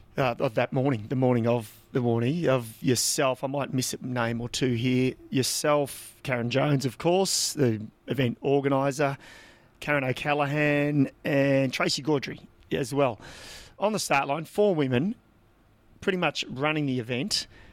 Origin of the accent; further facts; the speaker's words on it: Victoria, Australia; we grew up in Country Vic, and then we both sort of, I guess, moved to Melbourne and went overseas